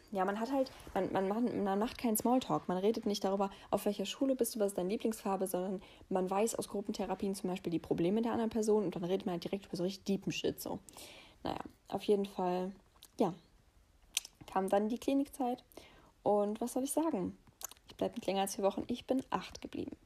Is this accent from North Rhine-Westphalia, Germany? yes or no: no; Heppenheim, Hesse, Germany; moved away; bei mir zu Hause, also meine Heimat war sozusagen da, wo ich geboren bin, im Odenwald in, in Heppenheim.